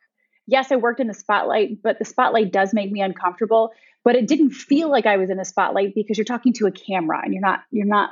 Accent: Michigan, United States; moved away as an adult; also born or lived in Ohio; now in Westchester County, New York, United States; I was born and raised in Michigan, and then I moved to Ohio for college

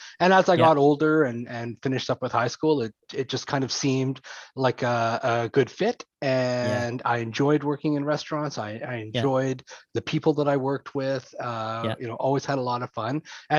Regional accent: the Prairies, Canada; also born or lived in Eastern Canada; now in Langley, Canada; I was born out east, raised yeah. In the prairies, and yeah. But I've been on the coast since 93 now.

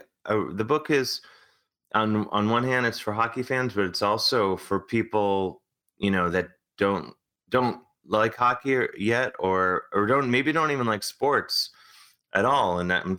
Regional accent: Cleveland, Ohio, United States; now in New York, United States; growing up in Cleveland, that was sort of, there's me and like two other kids in my school who are into hockey

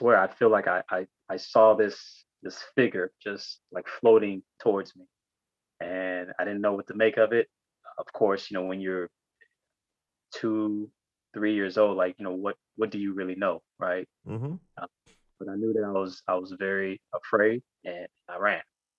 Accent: Ibadan, Oyo, Nigeria; born there; So I was born in Ibadan, and in 1971

